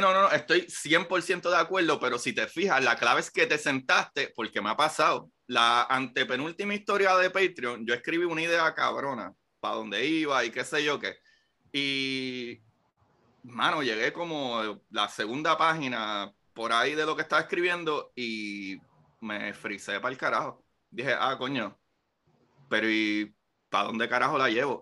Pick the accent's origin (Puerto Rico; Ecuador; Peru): Puerto Rico; moved away as an adult; yo me fui de Puerto Rico en el 2013